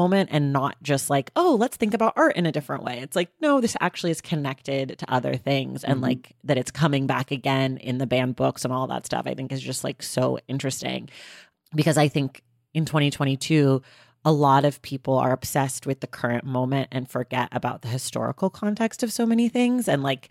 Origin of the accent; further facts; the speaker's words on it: Oakland, California, United States; I'm from Oakland, but Oakland's a super segregated city.